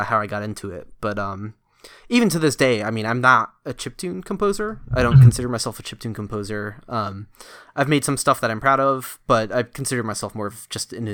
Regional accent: Connecticut, United States; moved away as an adult; also born or lived in Philadelphia; I grew up in Connecticut, so I wasn't too far from the New York area

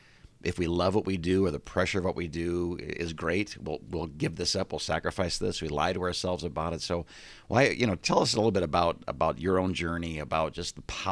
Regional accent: Midwest, United States; I'm from the Midwest.

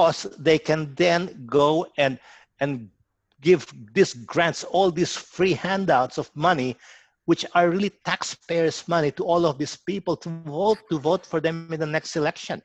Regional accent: Philippines; now in Cherrybrook, Australia; I eat a lot of Filipino food because I'm from the Philippines originally.

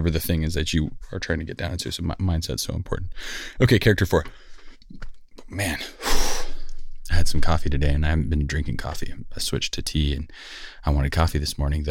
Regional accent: Los Angeles, California, United States; I grew up in Sylmar, California

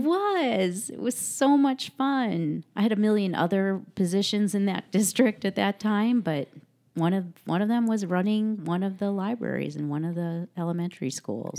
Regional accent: Chicago, Illinois, United States; moved away as an adult; also born or lived in Santa Monica, United States; now in Mono County, United States; I grew up in the Chicago suburbs and moved out to California

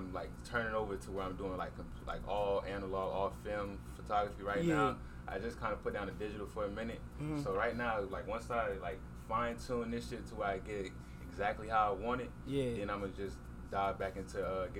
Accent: Tampa, Florida, United States; also born or lived in Atlanta, United States; Yeah, so like I'm originally from Tampa.

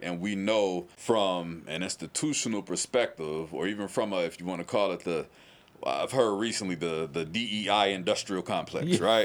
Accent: St. Louis, Missouri, United States; now in Louisville, United States; I'm from St. Louis, Missouri

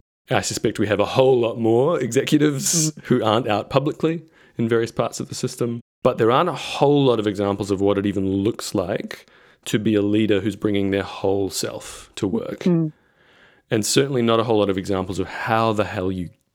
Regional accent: New Zealand; now in Victoria, Australia; I am a New Zealander living in Australia.

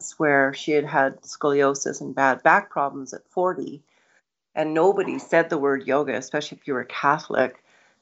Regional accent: Kamloops, British Columbia, Canada; also born or lived in Nelson; we were a family of five children, and we grew up in Kamloops

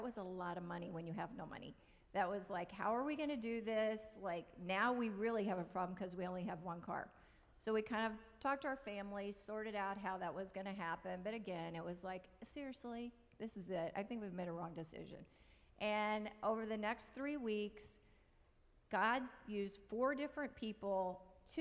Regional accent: Oklahoma, United States; now in California, United States; I'm a girl from Oklahoma. So I never thought I would end up here in California

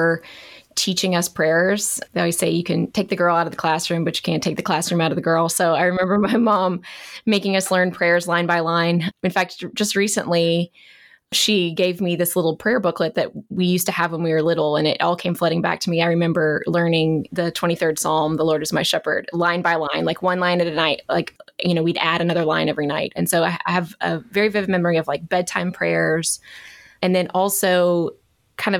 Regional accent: Mobile, Alabama, United States; I'm a native Mobilian. I'm from Mobile, Alabama.

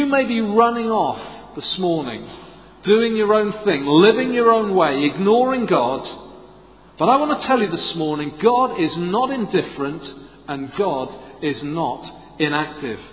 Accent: Swansea, Wales, United Kingdom; I'm from Swansea

